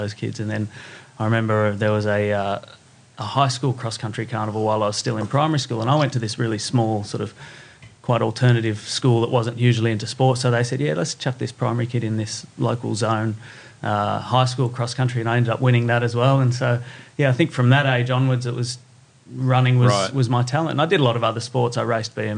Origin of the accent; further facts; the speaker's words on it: Blue Mountains, New South Wales, Australia; now in Sydney, Australia; I grew up in the Blue Mountains